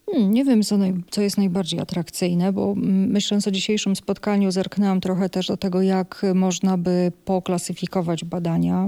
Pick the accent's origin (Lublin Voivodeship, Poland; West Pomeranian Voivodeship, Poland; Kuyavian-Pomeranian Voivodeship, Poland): Kuyavian-Pomeranian Voivodeship, Poland; Bydgoszcz; moved away as an adult; also born or lived in Toruń; now in Białystok, Poland; pochodzę z Bydgoszczy, mieszkałam w Toruniu